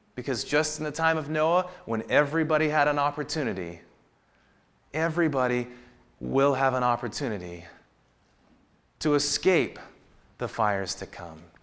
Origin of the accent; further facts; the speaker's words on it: the Northwest, Pacific Northwest, United States; I grew up in the Northwest